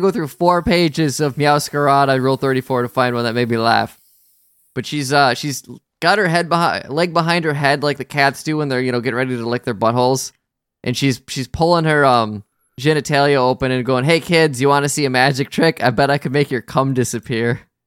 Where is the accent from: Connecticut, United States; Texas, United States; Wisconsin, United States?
Wisconsin, United States